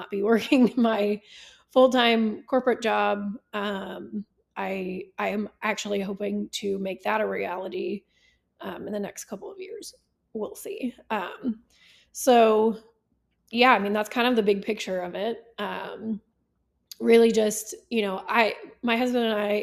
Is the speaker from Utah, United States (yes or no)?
no; South Texas, United States; now in Oklahoma, United States; I grew up in South Texas